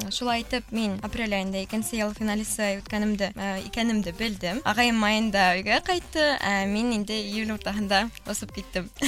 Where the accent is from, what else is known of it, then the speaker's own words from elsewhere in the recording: Ufa, Bashkortostan, Russia; moved away as an adult; now in Kazan, Russia; миңә 21 йәш һәм мин Өфөлә тыуып үҫкәнмен.